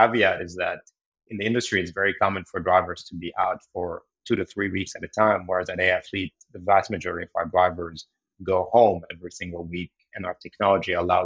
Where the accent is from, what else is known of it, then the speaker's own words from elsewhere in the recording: Beirut, Beirut Governorate, Lebanon; moved away as an adult; now in United States; I actually grew up in Beirut, Lebanon. And then I moved to the US to go to grad school.